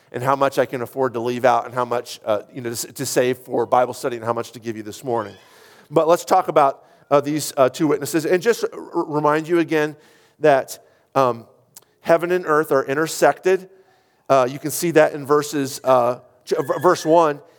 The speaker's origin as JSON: {"language": "English", "country": "United States", "said": "as an American"}